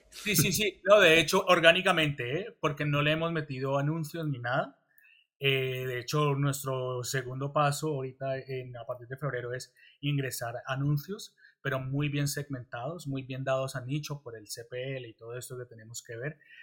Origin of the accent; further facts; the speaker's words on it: Colombia; moved away as an adult; now in Spain; soy colombiano, pero pues también soy español